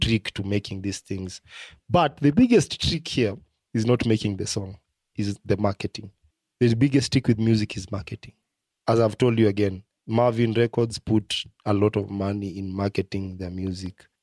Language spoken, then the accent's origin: English; Kenya; as a Kenyan